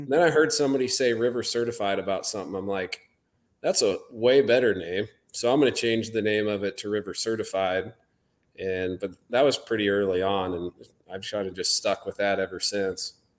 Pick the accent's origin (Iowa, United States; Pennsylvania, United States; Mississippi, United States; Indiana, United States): Iowa, United States; southern; I grew up in southern Iowa